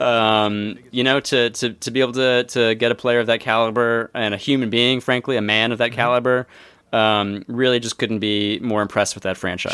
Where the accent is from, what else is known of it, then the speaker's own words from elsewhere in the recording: Philadelphia, Pennsylvania, United States; my hometown Philadelphia